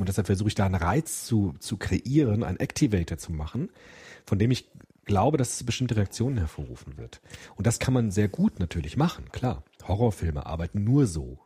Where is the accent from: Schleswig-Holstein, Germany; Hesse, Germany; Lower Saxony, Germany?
Hesse, Germany; Frankfurt; Frankfurt, mein Heimatdorf